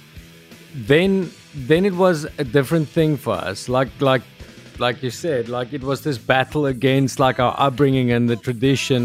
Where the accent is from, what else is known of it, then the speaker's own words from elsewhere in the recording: South Africa; first language Afrikaans; English is a second language; I just see myself as an South African